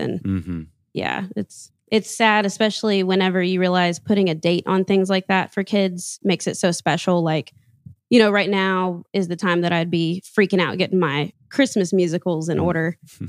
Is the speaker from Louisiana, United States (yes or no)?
yes; Louisiana, United States; because I'm from Louisiana. Kind of. I'm an Army brat